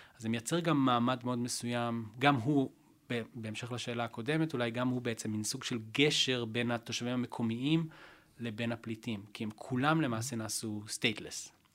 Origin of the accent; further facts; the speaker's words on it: Israel; אנחנו כישראלים